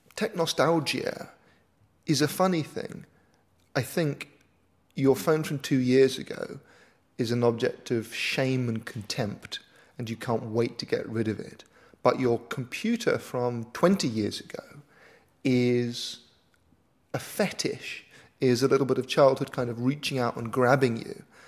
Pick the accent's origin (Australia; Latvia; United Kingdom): United Kingdom; I'm a British author, broadcaster, and tech philosopher